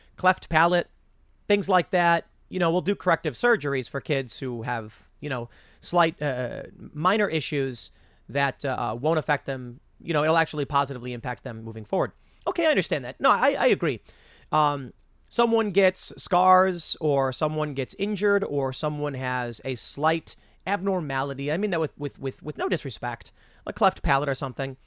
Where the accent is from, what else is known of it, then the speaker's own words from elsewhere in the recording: Chicago, Illinois, United States; I grew up in Chicago where most people were pretty left